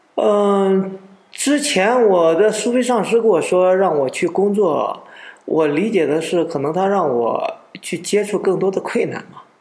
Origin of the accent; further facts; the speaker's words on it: China; 我们中国人